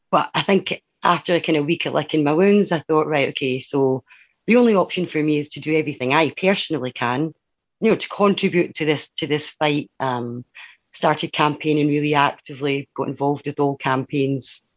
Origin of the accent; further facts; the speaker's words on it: Dundee, Scotland, United Kingdom; also born or lived in Glasgow; I grew up in the East End of Dundee